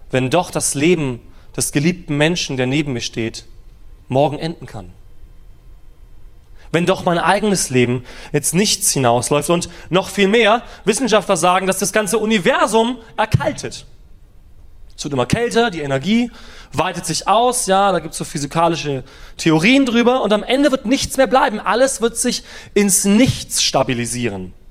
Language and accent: German; Germany; Wir als Deutsche sind ja so ein bisschen Sicherheitsfanatiker.